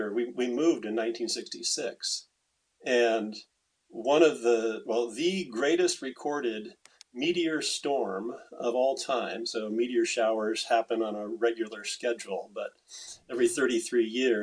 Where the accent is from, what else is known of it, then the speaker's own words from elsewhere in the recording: Tucson, Arizona, United States; also born or lived in Indiana / Kansas City, Missouri; I was born in the Midwest in Indiana. My family was living in Kansas City, Missouri. And when I was going into first grade, that summer before first grade, our family moved from Kansas City, Missouri to Tucson, Arizona